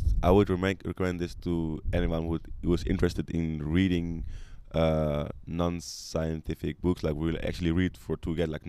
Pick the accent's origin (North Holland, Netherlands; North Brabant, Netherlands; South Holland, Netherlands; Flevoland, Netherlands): North Holland, Netherlands; Amsterdam; moved away as an adult; So I'm like … for Amsterdam, 20 years old. I grew up in Amsterdam, lived there all my life until I was 19. My daddy is from Mali. He grew up there. Then he, like around his 30s, he came to Netherlands, met my mother. She's Dutch.